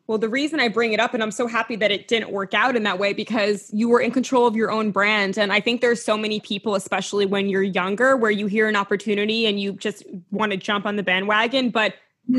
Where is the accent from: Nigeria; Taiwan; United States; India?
United States; New York; I'm a New Yorker